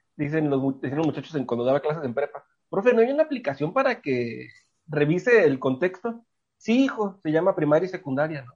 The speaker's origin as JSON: {"language": "Spanish", "town": "Tijuana", "region": "Baja California", "country": "Mexico", "tie": "born or raised there", "said": "nací aquí en Tijuana"}